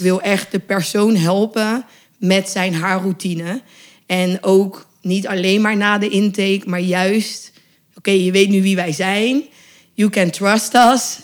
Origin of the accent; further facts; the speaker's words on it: Westland, 's-Gravenzande, South Holland, Netherlands; ik ben opgegroeid in het Westland. Dus dat was ook echt in Quinshul